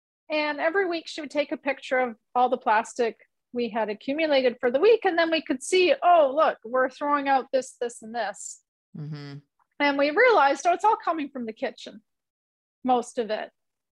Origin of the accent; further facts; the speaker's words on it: Canada; And then when she went away to school in Canada, we're Canadian.